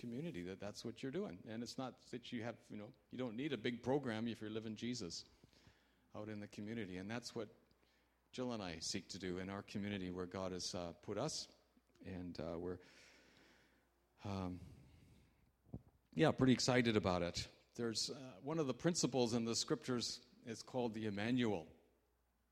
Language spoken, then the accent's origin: English; Canada; I'm a Canadian